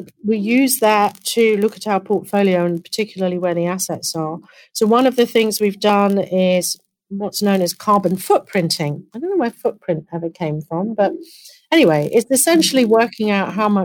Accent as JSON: {"language": "English", "country": "United Kingdom", "moved": "yes", "lives_now": "United States", "said": "my home country. It'll be in the UK"}